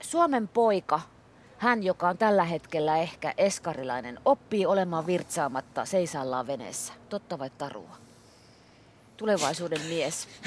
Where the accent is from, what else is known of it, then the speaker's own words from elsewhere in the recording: Ostrobothnia, Finland; olen Pohjanmaalta ja siellä poltetaan pääsiäisenä pimiässä ne tulet